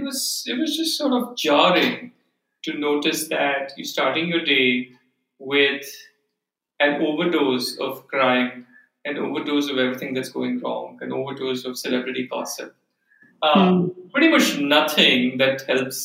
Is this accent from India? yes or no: yes; Bangalore, Karnataka, India; I grew up in Bangalore. I was born in Bangalore, grew up there.